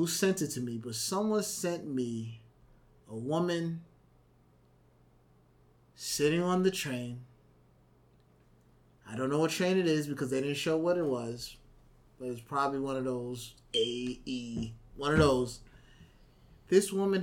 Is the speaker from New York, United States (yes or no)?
yes; New York City, New York, United States; I'm a New Yorker